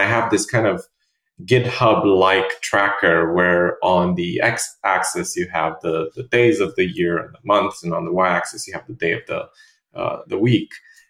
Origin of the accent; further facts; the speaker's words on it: Romania; also born or lived in London; now in New York, United States; so I'm originally from Romania and I lived in London for many years with my previous startup. And then I moved to New York in 2016.